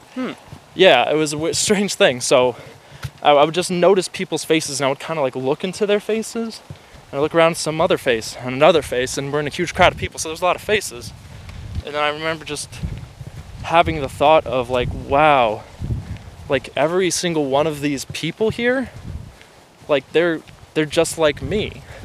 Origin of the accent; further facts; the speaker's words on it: Illinois, United States; moved away as an adult; I moved away from home from the Midwest against my parents' wishes